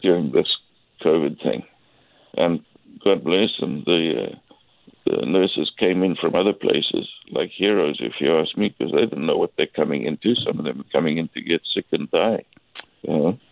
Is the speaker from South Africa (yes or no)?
yes; South Africa; now in Nanaimo, Canada; As you can hear from my accent, I'm originally from South Africa